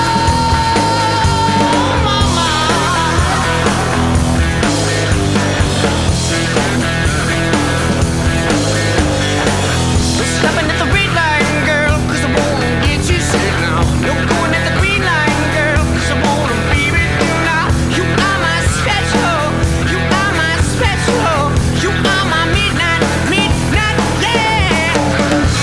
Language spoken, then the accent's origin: English; Michigan, United States; I grew up in Michigan.